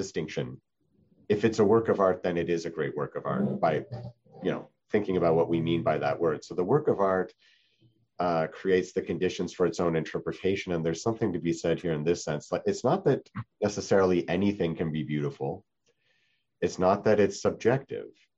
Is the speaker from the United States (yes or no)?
no; Canada; moved away; I'm from Canada